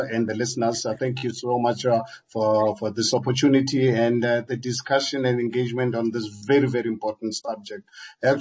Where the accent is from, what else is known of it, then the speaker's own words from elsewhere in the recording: Hammanskraal, Gauteng, South Africa; I was born in Amanskraal, Harangua, where I started my business in the mid-80s